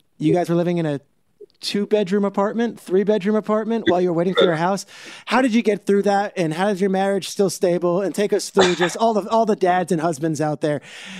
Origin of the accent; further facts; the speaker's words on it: New Jersey, United States; I grew up in Jersey. It is like a thing. Like once you get here, you gotta lean in.